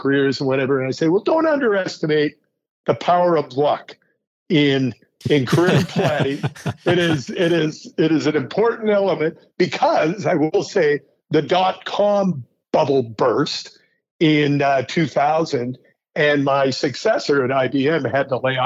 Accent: Calgary, Alberta, Canada; moved away as an adult; also born or lived in Toronto; I grew up in the West. I grew up in Calgary, did my undergrad at the University of Alberta.

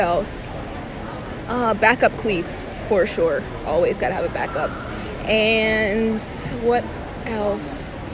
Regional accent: New Jersey, United States; moved away; I'm from Jersey, so... People up there love to dance, like Jersey club music, people love it. And so when I was growing up

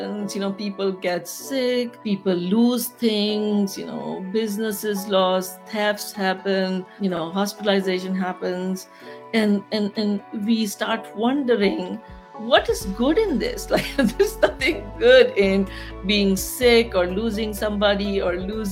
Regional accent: Pakistan; moved away; I'm from Pakistan

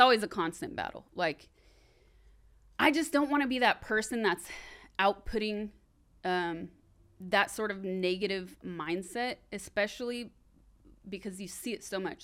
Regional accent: Sacramento, California, United States; moved away; I'm from Sacramento, I'm on my way back home

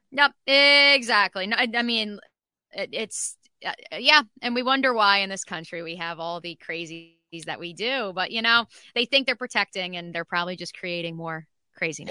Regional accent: New Jersey, United States; growing up in New Jersey, uh, Six Flags Great Adventure, right down the road from where I grew up

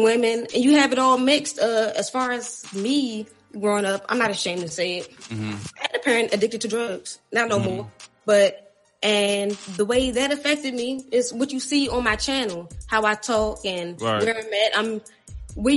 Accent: Washington, District of Columbia, United States; also born or lived in Maryland; I'm from D.C., Washington, D.C., Northeast. But I kind of grew up not all over D.C., but mainly Northeast, Northwest.

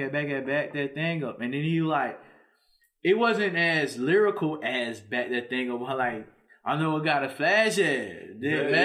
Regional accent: Louisiana, United States; obviously because I'm from Louisiana

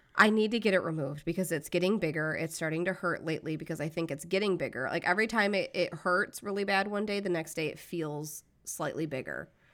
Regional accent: United States; I'm American

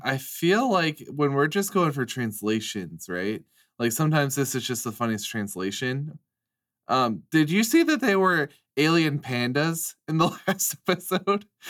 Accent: United States; an American

